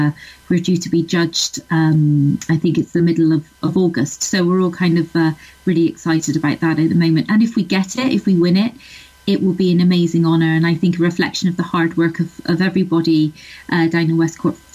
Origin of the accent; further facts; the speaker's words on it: Bristol, South West England, United Kingdom; moved away as an adult; now in Ireland; I grew up in Bristol, which is a city in southwest England.